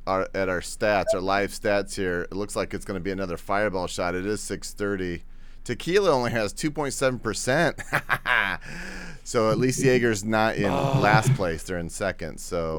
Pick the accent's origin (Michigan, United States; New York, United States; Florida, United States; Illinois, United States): Michigan, United States; Niles; also born or lived in South Bend, Indiana; I was born in South Bend, Indiana, and raised right across the border in Niles, Michigan.